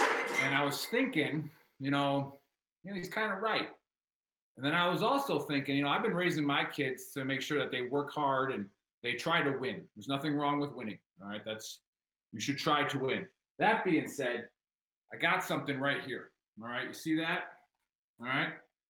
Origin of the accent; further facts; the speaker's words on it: Wisconsin, United States; So me growing up in Wisconsin